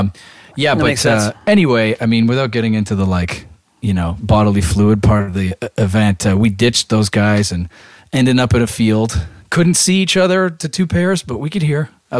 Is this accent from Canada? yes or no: yes; Toronto, Ontario, Canada; because I said I was from Toronto.